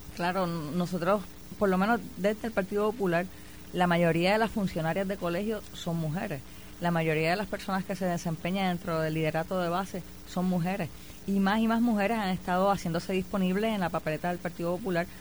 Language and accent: Spanish; Puerto Rico; moved away as an adult; me fui de Puerto Rico, estudio en la Universidad de Brown, la primera puertorriqueña en el programa graduado de Asuntos Públicos.